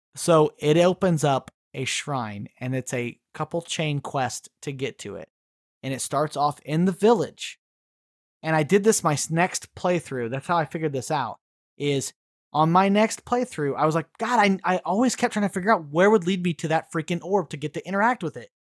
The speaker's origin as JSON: {"language": "English", "region": "Missouri", "country": "United States", "said": "I'm a hillbilly from Missouri"}